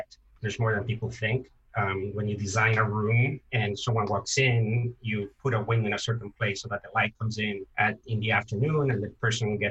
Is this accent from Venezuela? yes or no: yes; Venezuela; moved away as an adult; also born or lived in Canada / Miami, United States; I'm from Venezuela